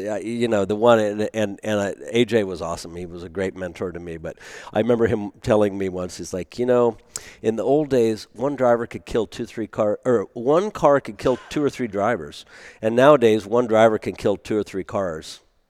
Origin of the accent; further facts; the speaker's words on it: Germany; born there; I was American, even though I had a German, Italian sounding name